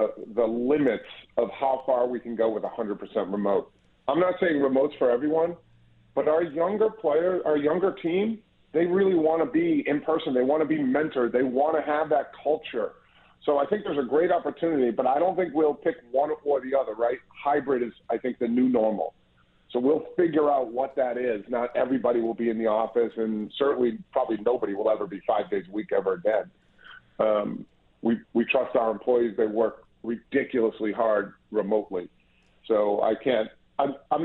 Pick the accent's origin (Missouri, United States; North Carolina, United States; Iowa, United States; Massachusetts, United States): Massachusetts, United States; Boston; I'm from Boston, born and raised.